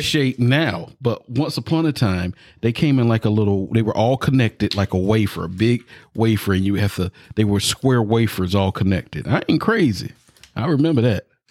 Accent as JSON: {"language": "English", "region": "the South", "country": "United States", "said": "I'm from the South"}